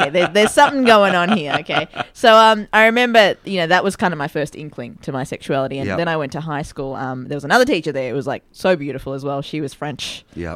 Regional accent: Melbourne, Victoria, Australia; also born or lived in Dahiwala, Sri Lanka; I grew up in Fairfield. Fairfield was the first suburb we lived in.

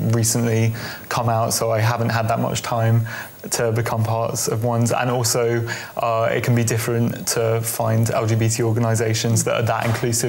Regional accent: London, United Kingdom; moved away as an adult; now in Brighton, United Kingdom; I was brought up in South and North London

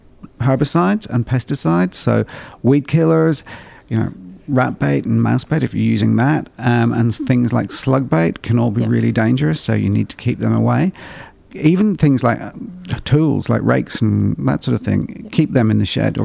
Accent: Ireland; I grew up in Ireland. It was too cold

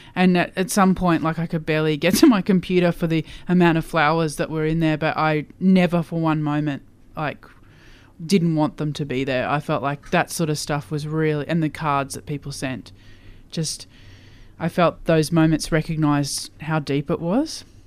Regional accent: Queensland, Australia; I grew up in Queensland

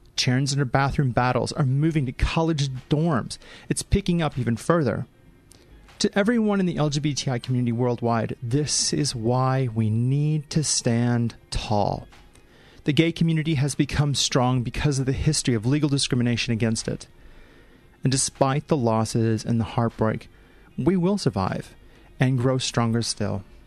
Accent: St. Louis, Missouri, United States; moved away as an adult; now in Australia; my hometown of St. Louis

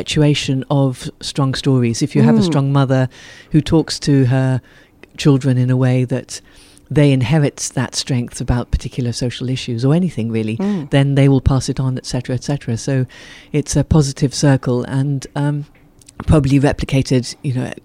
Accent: Ethiopia; I was born and brought up in Ethiopia

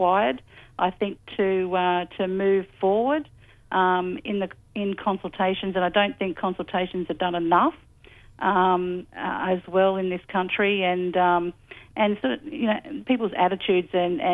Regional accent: Sydney, New South Wales, Australia; I've been born and lived on this country for all my life

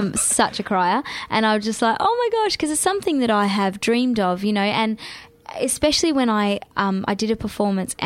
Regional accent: Perth, Western Australia, Australia; moved away as an adult; I missed Perth.

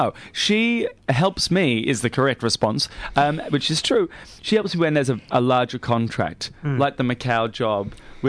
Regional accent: Australia; yeah, mate, yeah, I'm Australian, yeah.

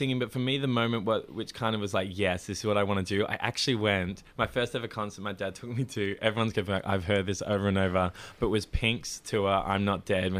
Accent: Melbourne, Victoria, Australia; Yes, eastern suburbs.

